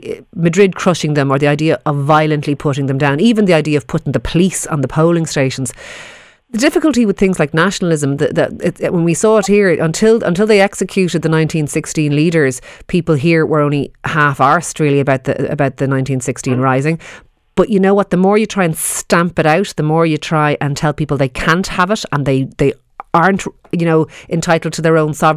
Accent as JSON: {"language": "English", "country": "Ireland", "said": "we would recognise as Irish people"}